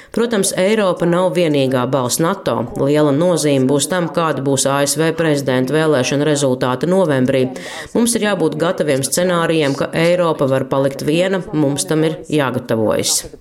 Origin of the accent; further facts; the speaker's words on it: Malta; es nāku no Maltas, kas saskaņā ar konstitūciju ir neitrāla valsts